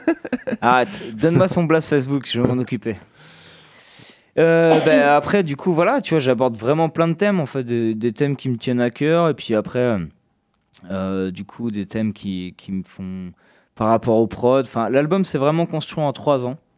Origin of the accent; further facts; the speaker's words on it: Bressuire, Nouvelle-Aquitaine, France; now in Poitiers, France; je viens de Bressuire